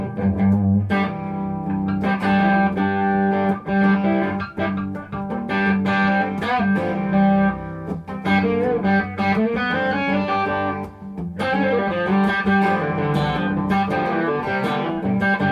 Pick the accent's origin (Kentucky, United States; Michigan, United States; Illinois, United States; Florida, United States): Kentucky, United States; Louisville; now in Austin, United States; growing up in Louisville